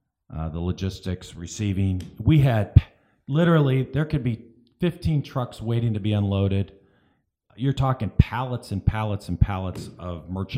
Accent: Cleveland, Ohio, United States; now in Sarasota, United States; I moved from Cleveland, Ohio to Sarasota.

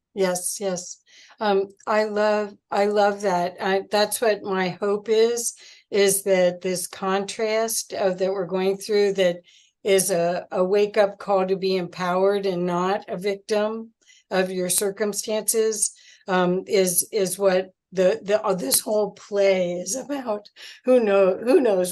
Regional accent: Cincinnati, Ohio, United States; now in Colorado, United States; I'm from Cincinnati originally

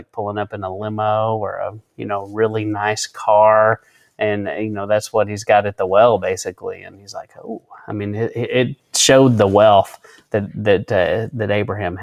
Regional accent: West Texas, United States; I grew up out in West Texas

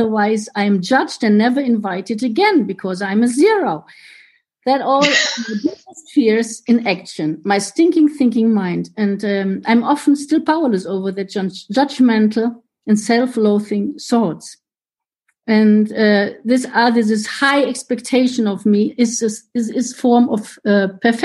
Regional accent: Germany; first language German; English is a second language; from Germany. My home group is Munich these days

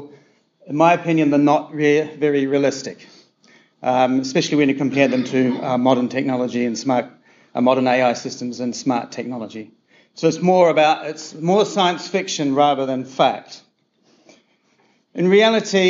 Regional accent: New Zealand; I'm a New Zealander

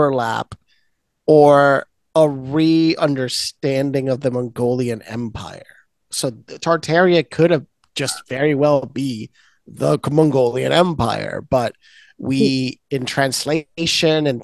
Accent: Puerto Rico; I'm also partially redhead, but I'm from Puerto Rico, so I'm like a whole mix of things

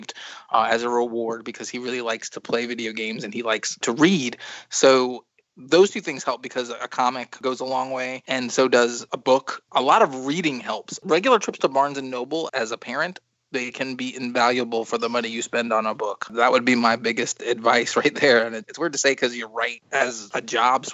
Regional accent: New York, United States; I grew up in New York

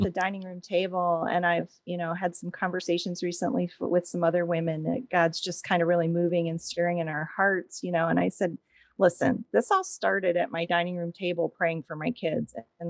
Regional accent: Williamsport, Pennsylvania, United States; I grew up in Williamsport, Pennsylvania, which is the home of the Little League World Series.

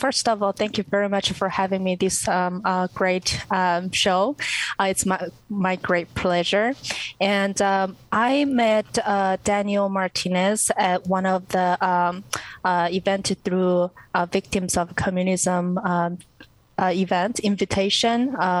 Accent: North Korea; English is a second language; Sure. Well, I was born in 1991, and as world already know, North Korea suffered great famine during this time.

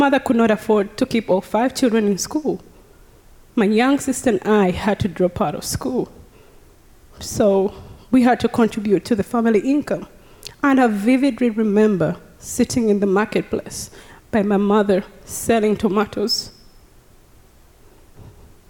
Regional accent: Uganda; now in Texas, United States; I was born and raised in Uganda

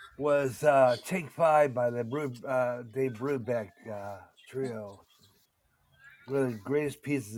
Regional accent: Pittsburgh, Pennsylvania, United States; I grew up in the Pittsburgh area.

